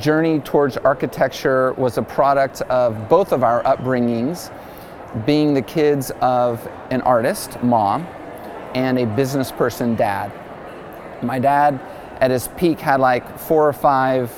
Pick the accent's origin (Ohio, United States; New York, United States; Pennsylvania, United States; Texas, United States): Texas, United States; Dallas; moved away as an adult; also born or lived in Malibu, California; I'm from Dallas originally